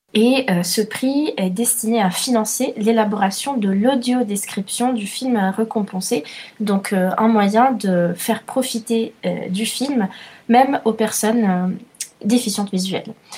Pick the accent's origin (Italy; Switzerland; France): Italy; je suis italienne